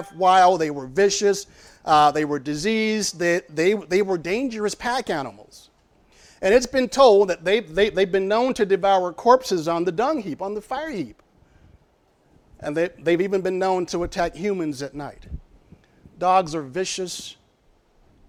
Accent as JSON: {"language": "English", "region": "Arkansas", "country": "United States", "moved": "yes", "said": "I'm from Arkansas"}